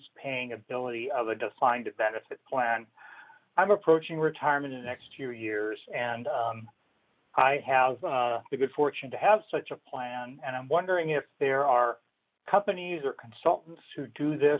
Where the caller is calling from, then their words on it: Torrance, California, United States; I'm calling you from Torrance, California